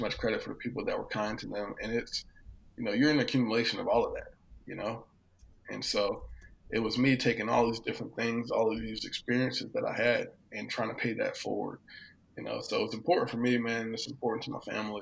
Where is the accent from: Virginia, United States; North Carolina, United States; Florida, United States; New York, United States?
Virginia, United States; Hampton Roads; I grew up in Hampton Roads, Virginia